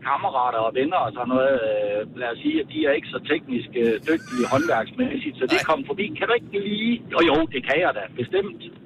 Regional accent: Jutland, Denmark; jeg er jyde

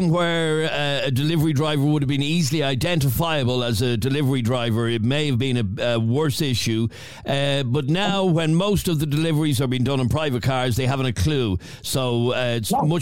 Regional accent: Killinarden, County Dublin, Ireland; Adrian, I'm from Killinarden, and you won't both want to be careful about what you're saying.

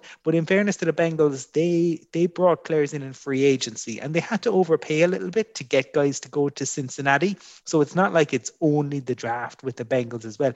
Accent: Fermoy, Munster, Ireland; I grew up in Fermoy watching the NFL in the late 80s

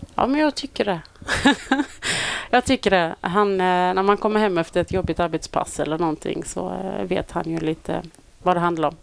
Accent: Olofström, Blekinge, Sweden; moved away; Jag kommer från eh, Blekinge från mm. början. Mm. Eh, lilla Olofström

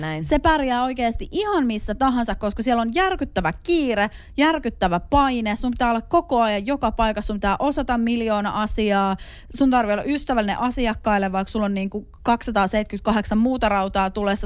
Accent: Hyvinkää, Uusimaa, Finland; mä oon siis Hyvinkäällä elänyt lapsuusvuosia

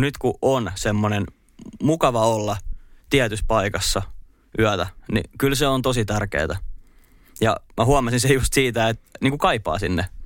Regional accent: Espoo, Uusimaa, Finland; moved away as an adult; now in Turku, Finland; on siis Espoosta kotosi ja muutin Turkuun tuossa pari vuotta sitten

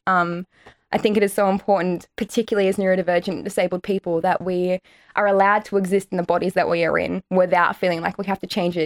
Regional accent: Australia; Irish Australian

